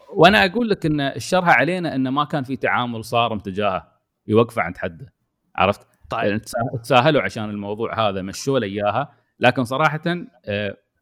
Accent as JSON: {"language": "Arabic", "country": "United Arab Emirates", "also_born_or_lived": "Yas Island, Abu Dhabi", "said": "انا كمواطن اماراتي"}